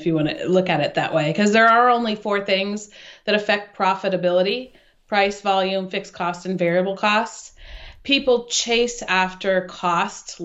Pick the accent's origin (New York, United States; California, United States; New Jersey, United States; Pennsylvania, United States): California, United States; Sacramento; moved away as an adult; now in Switzerland; I grew up in Sacramento, California